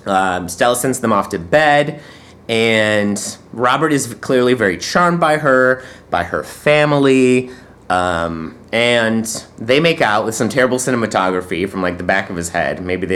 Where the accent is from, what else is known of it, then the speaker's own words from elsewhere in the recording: Poland; Now, I'm from Poland